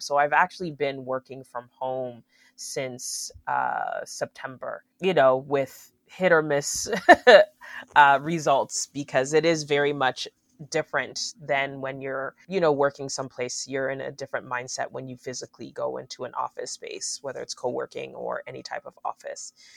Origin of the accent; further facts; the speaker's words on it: Aurora, United States; I grew up in Aurora